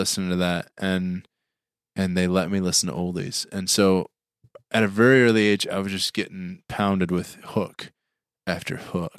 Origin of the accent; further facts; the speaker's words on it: Hebron, Indiana, United States; also born or lived in Plymouth, Indiana; I was born in Plymouth, Indiana.